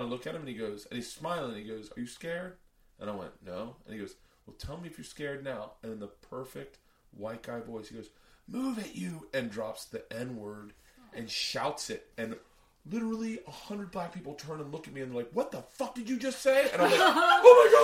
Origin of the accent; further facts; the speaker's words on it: the South, United States; moved away; also born or lived in New York; growing up in the South, every hateful word you could ever imagine was uttered just in a baseball practice.